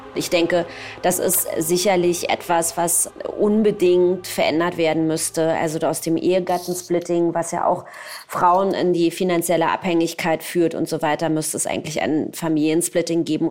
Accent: Berlin, Germany; also born or lived in Tel Aviv; ich komme aus Berlin

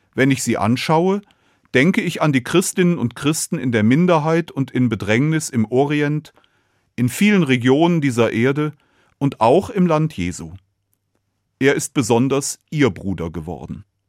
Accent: Cologne, North Rhine-Westphalia, Germany; Ich bin in Köln geboren

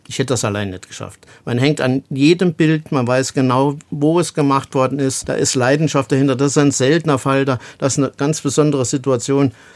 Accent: Illingen, Saarland, Germany; in demselben Gebiet, wo ich groß geworden bin

